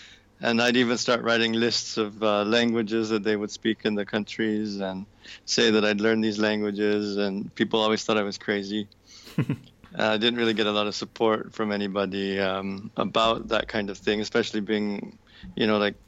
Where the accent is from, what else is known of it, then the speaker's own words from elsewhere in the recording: United States; moved away as an adult; also born or lived in Kaohsiung, Taiwan; I grew up in the States, and my dad's side of the family is Greek, and so I had already quite a bit of background there just growing up and being around the language.